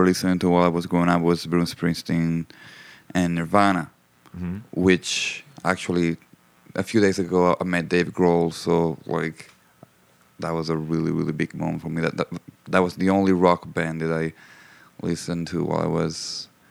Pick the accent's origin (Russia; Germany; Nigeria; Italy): Italy; Sicily; now in Los Angeles, United States; I'm from Italy.